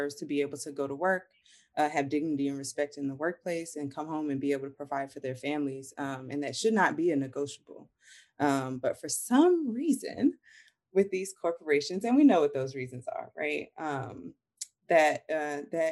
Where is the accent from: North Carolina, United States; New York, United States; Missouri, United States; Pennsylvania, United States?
North Carolina, United States; moved away as an adult; now in New Orleans, United States; I'm from North Carolina originally, but I do have family ties in New Orleans as well.